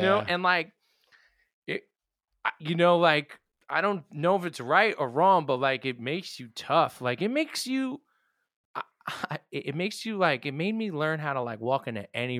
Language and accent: English; Yonkers, New York, United States; I mean, it's funny growing up now because I see how the kids are and like shit was just different. Maybe it was toxic masculinity, but like shit was tough. Where I grew up, it was tough, and not